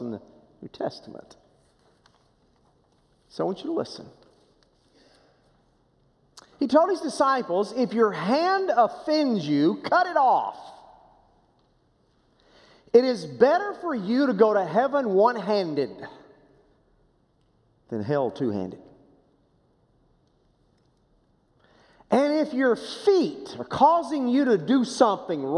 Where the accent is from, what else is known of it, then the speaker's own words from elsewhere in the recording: Boswell, Oklahoma, United States; First Baptist Church of Boswell, Oklahoma, small town